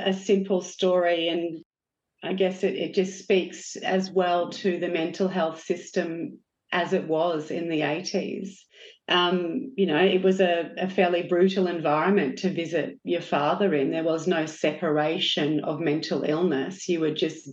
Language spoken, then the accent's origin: English; Australia